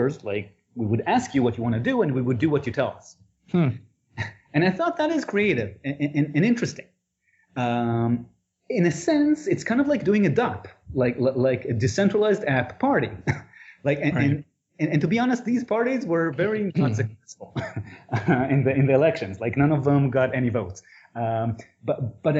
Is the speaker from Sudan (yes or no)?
no; Israel; I'm from Israel.